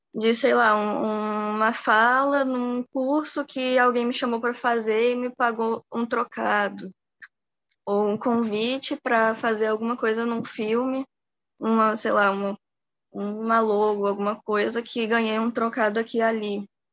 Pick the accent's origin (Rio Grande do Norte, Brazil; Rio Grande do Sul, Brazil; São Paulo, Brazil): Rio Grande do Norte, Brazil; Natal; sou de Natal